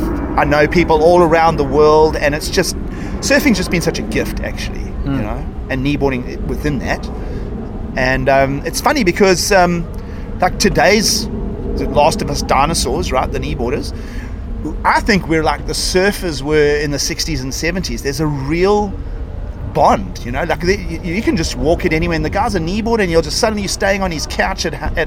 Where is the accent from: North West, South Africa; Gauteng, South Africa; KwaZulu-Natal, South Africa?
KwaZulu-Natal, South Africa; Durban; also born or lived in Cape Town; So I grew up in Durban, the surf industry is booming all around me